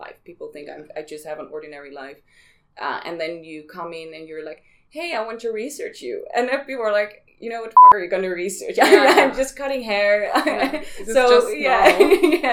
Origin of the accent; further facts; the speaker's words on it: Amsterdam, North Holland, Netherlands; I'm from Amsterdam